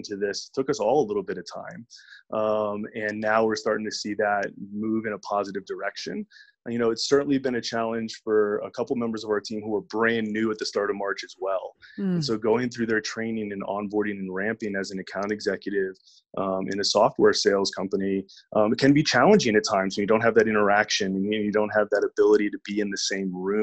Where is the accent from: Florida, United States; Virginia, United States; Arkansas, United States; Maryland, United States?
Virginia, United States; moved away as an adult; now in Denver, United States; I'm originally from Virginia and relocated out here to Denver back in 2012